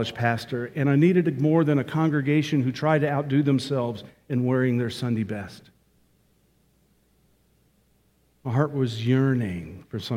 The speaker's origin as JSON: {"language": "English", "region": "North Georgia", "country": "United States", "tie": "born or raised there", "accent": "Georgia", "said": "my accent is from Georgia. I grew up in North Georgia"}